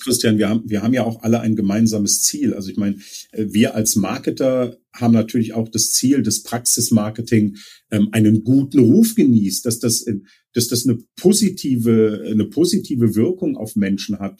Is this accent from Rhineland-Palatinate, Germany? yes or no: no; Leverkusen, North Rhine-Westphalia, Germany; meine Heimat in Leverkusen